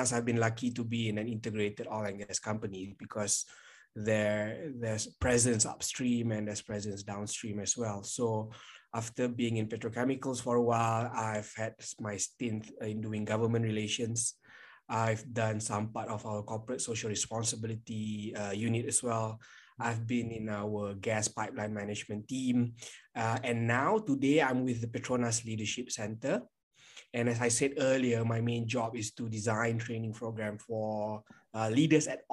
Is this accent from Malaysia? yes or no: yes; Kuala Lumpur, Malaysia; I am from Kuala Lumpur, Malaysia.